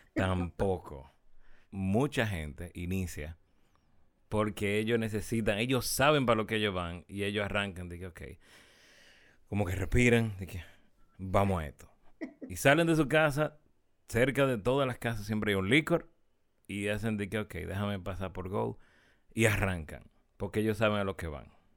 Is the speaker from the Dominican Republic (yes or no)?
yes; Santiago de los Caballeros, Santiago, Dominican Republic; no somos del sur, somos de Santiago